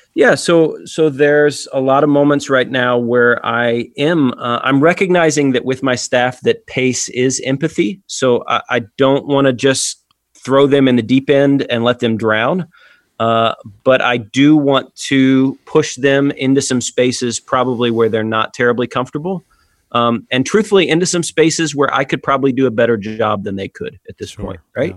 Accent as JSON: {"language": "English", "town": "Atlanta", "region": "Georgia", "country": "United States", "tie": "born or raised there", "said": "my home church and my hometown here in Atlanta"}